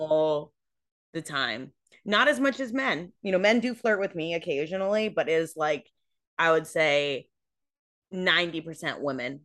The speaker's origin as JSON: {"language": "English", "region": "California", "country": "United States", "tie": "born or raised there", "said": "I grew up in California"}